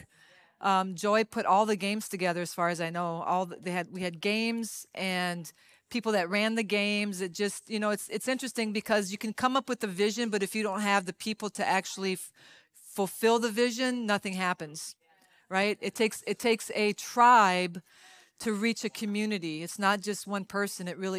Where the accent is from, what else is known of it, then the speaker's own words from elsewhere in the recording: Louisiana, United States; I'm Cajun. I come from Louisiana